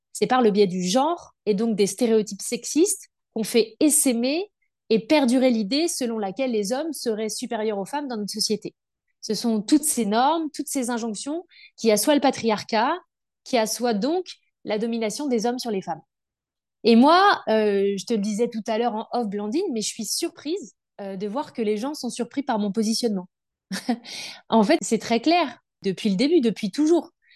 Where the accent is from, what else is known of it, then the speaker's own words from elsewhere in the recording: Brittany, France; je suis bretonne, adoptée